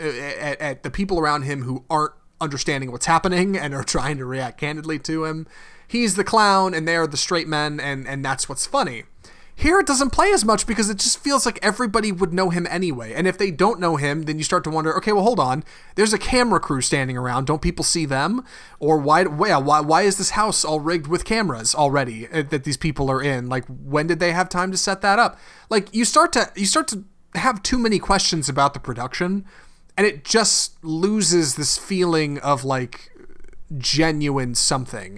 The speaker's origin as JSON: {"language": "English", "country": "United States", "said": "we're American"}